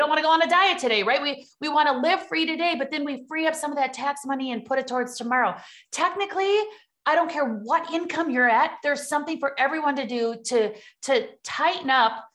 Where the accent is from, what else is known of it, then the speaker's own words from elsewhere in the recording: Midwest, United States; accent: Midwest; you hear my Midwest accent